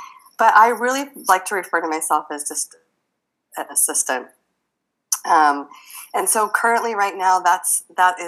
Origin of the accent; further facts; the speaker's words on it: Midwest, United States; I grew up in the Midwest